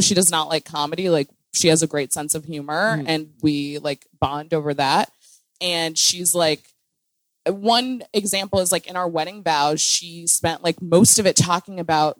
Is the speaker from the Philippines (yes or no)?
no; Midwest, United States; I'm from the Midwest